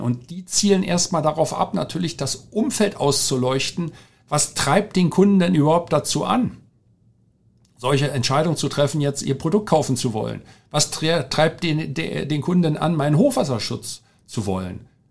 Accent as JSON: {"language": "German", "region": "Berlin", "country": "Germany", "tie": "born or raised there", "also_born_or_lived": "Asia", "moved": "yes", "said": "Ich bin gebürtiger Deutscher, äh, groß geworden in Berlin, in Rudo"}